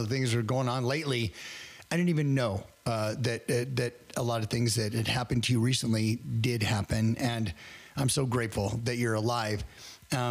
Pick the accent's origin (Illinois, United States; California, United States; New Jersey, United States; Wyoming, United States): Wyoming, United States; Worland; I grew up in Worland, Wyoming, which is really close to Lovell, Wyoming